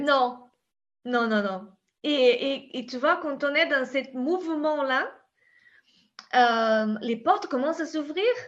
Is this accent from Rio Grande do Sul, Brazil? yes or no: yes; the Pampa, Rio Grande do Sul, Brazil; French is a second language; now in France; je suis brésilienne, tu sais, à la base